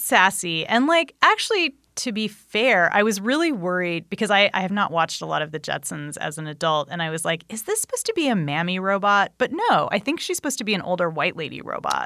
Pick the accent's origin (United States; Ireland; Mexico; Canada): United States; Anaheim, California; when I was a kid, I grew up right near Disneyland